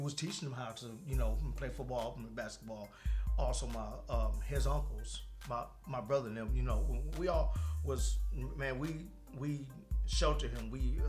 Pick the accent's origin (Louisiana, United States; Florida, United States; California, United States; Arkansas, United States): California, United States; now in Tennessee, United States; We're from California.